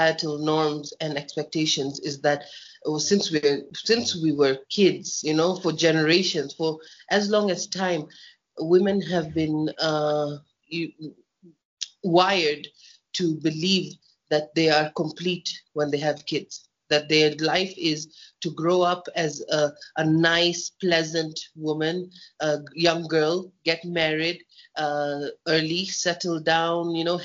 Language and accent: English; Kenya; I'm born and bred in Kenya